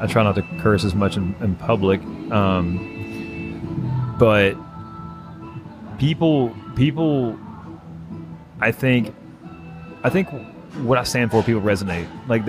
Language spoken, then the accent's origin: English; the South, United States; accent: Southern; I was made fun of so bad for my Southern accent.